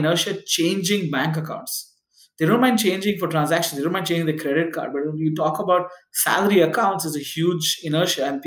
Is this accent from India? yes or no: yes; Bangalore, Karnataka, India; now in Hong Kong; I'm from Bangalore